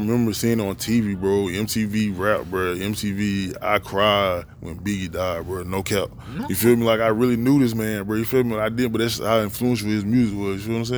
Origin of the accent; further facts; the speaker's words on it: Washington, North Carolina, United States; now in Durham, United States; Dominique Wilkins, yeah, he's from my hometown. Shout out Washington, North Carolina.